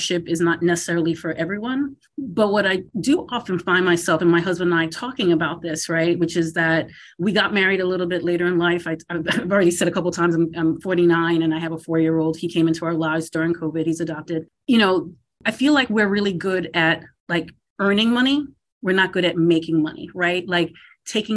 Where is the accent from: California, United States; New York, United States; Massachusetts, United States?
Massachusetts, United States; moved away as an adult; also born or lived in Philadelphia / Washington, D.C.; I grew up in Massachusetts